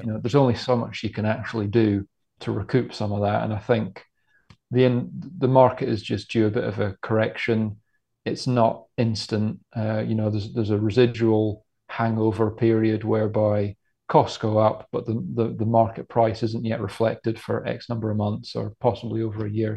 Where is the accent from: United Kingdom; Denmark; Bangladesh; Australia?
United Kingdom; Scotland; growing up in Scotland